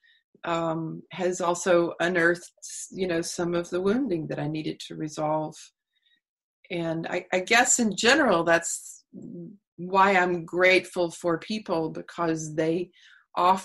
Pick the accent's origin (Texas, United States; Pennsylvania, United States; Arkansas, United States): Texas, United States; I grew up in Texas